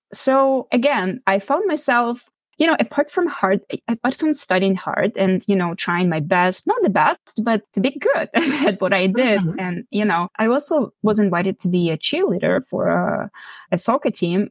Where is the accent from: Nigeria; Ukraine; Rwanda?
Ukraine; moved away as an adult; now in Canada; I grew up in Ukraine, where I was born, and I I finished my high school and, and both university degrees in Ukraine